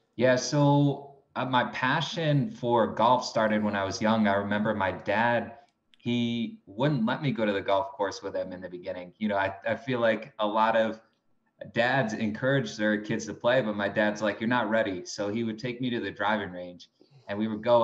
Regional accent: Binghamton, New York, United States; also born or lived in Palm Beach, Florida / Greenwich, Connecticut; I'm from Binghamton, New York

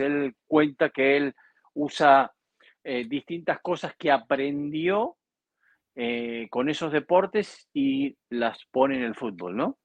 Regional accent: Argentina; en mi país

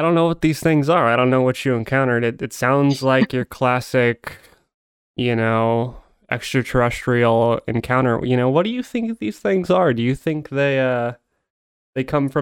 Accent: Arizona, United States; my home state, which is where I am right now

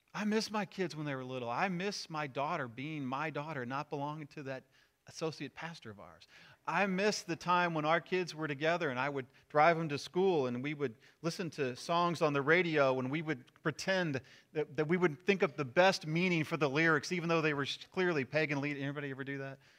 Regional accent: Missouri, United States; moved away; I'm from Missouri

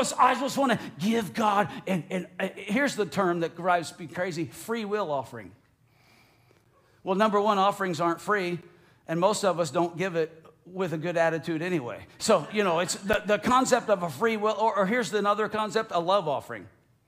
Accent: United States; Even though I'm an American and now I'm a Floridian, and even though last week I did put the Florida cracker sticker on the back of my F-150.

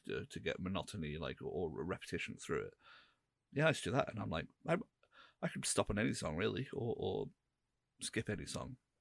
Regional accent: England, United Kingdom; we're all English

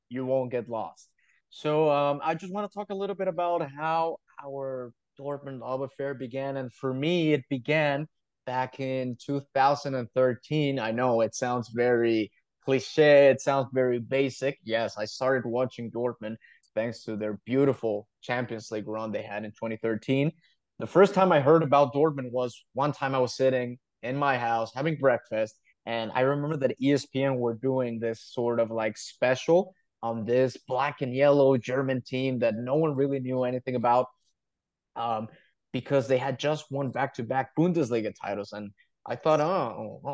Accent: Mexico; now in Dubai, United Arab Emirates; I currently live in Dubai, and I'm from Mexico

